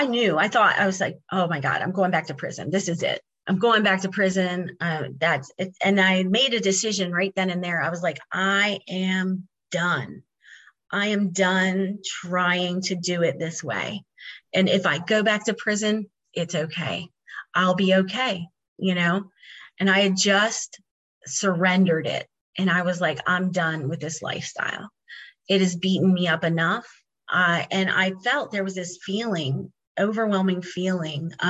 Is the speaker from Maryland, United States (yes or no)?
yes; Maryland, United States; moved away; I was finally able to be back home with my family after 25 years of being gone from my hometown here